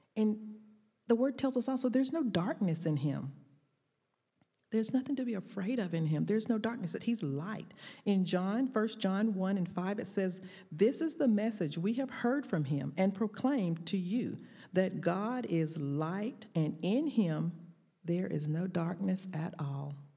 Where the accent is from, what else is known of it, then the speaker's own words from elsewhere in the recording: the South, United States; accent: Southern drawl; my Southern drawl